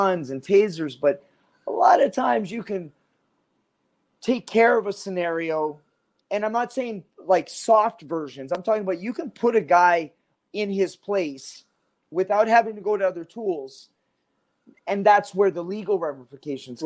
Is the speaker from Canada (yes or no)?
yes; Canada; moved away; as a Canadian, I was born in Canada